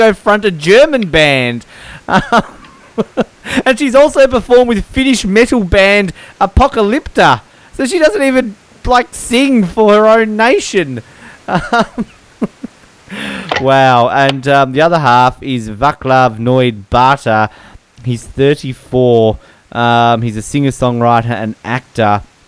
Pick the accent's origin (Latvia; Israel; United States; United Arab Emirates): Latvia; Latvia. Yes, I am from Latvia.